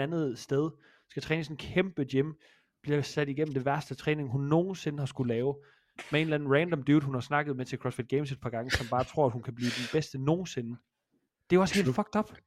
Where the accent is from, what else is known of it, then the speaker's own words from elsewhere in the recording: Jutland, Denmark; Jeg er fra Jylland.